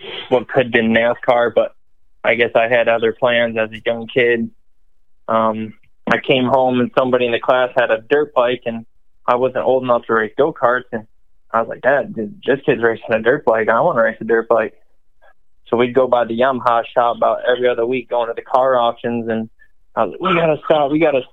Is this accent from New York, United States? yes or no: yes; Western New York, United States; now in South Carolina, United States; I'm originally from Western New York.